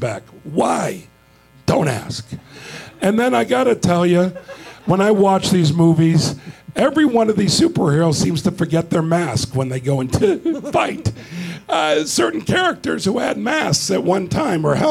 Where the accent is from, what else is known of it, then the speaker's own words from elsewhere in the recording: Chicago, Illinois, United States; moved away; also born or lived in South Florida; I'm from Chicago, but I was living in South Florida as a teenager